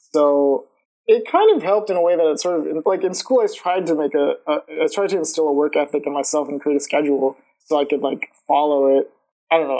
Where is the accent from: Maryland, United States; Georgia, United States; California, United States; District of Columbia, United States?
Georgia, United States; Lawrenceville; also born or lived in Atlanta; I've been in Georgia my whole life. Like I was, I'm from Lawrenceville, Georgia, which is like a suburb, like half an hour away from Atlanta